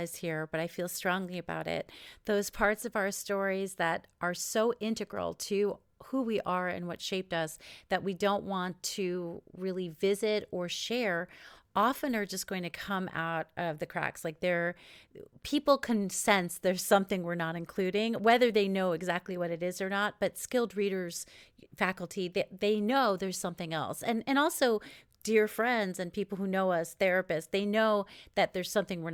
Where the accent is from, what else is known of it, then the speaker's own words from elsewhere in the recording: New York, United States; moved away; I'm from New York originally